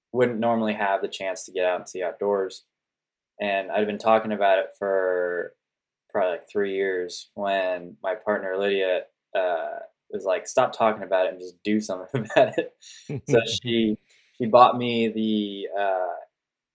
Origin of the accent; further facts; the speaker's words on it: Sonoma, California, United States; now in Oregon, United States; I grew up in California, more specifically the North Bay of the San Francisco Bay Area